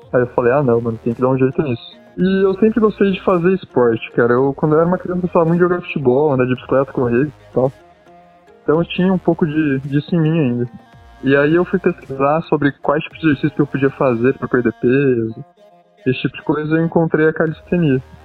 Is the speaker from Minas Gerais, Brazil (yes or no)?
no; Campinas, São Paulo, Brazil; sou de Campinas